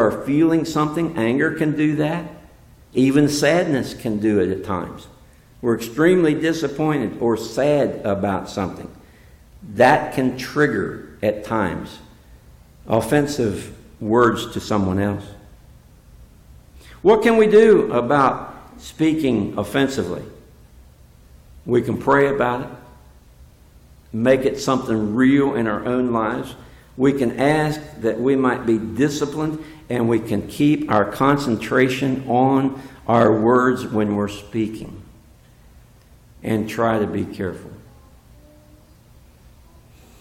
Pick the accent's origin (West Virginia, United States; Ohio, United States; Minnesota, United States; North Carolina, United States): West Virginia, United States; I'm from West Virginia